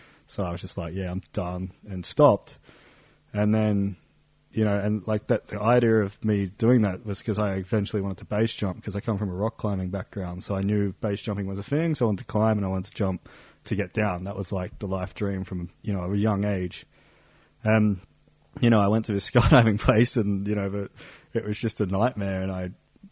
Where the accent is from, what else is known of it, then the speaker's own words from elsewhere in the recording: Sydney, New South Wales, Australia; moved away as an adult; also born or lived in Perth; now in Lauterbrunnen, Switzerland; I'm from Sydney, Australia, but around 2012, I sold most of my stuff and I went nomadic